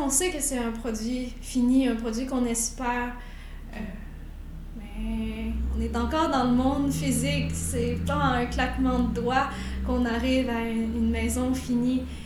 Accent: Quebec City, Quebec, Canada; j'ai grandi à Québec

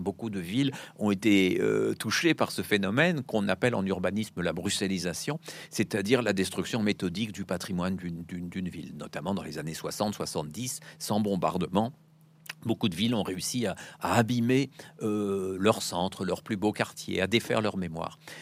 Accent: France; moved away; also born or lived in Brussels; je suis français

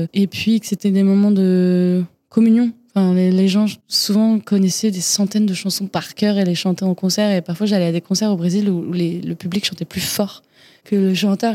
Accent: Fontenay-aux-Roses, Île-de-France, France; je suis née à Paris, enfin à côté de Paris plutôt, Fontenay-aux-Roses, euh, banlieue parisienne j'ai grandi

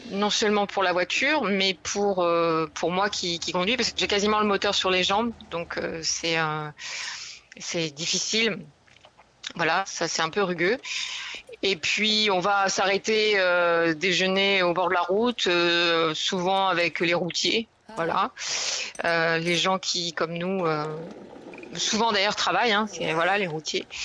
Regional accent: France; Euh, bon, elle est française, bien mieux, je suis française.

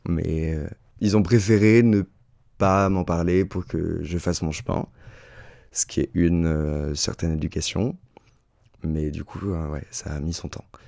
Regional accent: Chaponost, Auvergne-Rhône-Alpes, France; also born or lived in Oullins; j'ai grandi à Chaponneau, un petit village dans l'ouest lyonnais

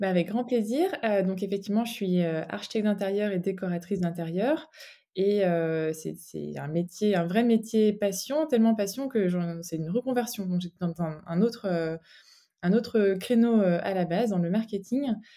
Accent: Brittany, France; moved away as an adult; now in Brussels, Belgium; je suis bretonne, euh, bretonne d'origine

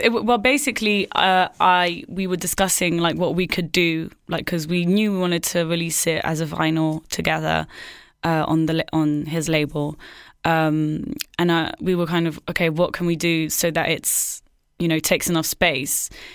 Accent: Marseille, Provence-Alpes-Côte d'Azur, France; moved away as an adult; now in London, United Kingdom; I grew up in Marseille, but with like a bicultural, basically half English, half French

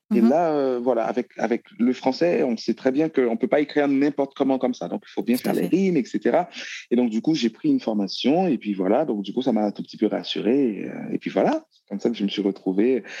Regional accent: Haiti; moved away as an adult; also born or lived in Bordeaux, France; now in France; je suis né en Haïti. Mhm. Euh, après le bac, je suis venu en France

